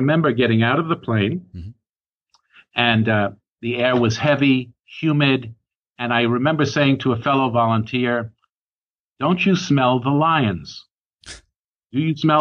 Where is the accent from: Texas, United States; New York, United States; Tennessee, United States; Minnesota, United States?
New York, United States; New York City; now in Berkeley, United States; I was originally born in New York City. And I'm speaking to you now from Berkeley, California, where I have been living with my wife since 1988